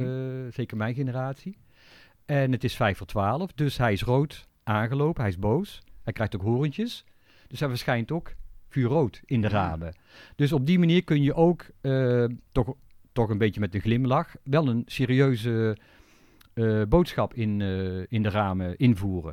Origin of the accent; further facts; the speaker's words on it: Tilburg, North Brabant, Netherlands; Ik ben toevallig in Tilburg geboren.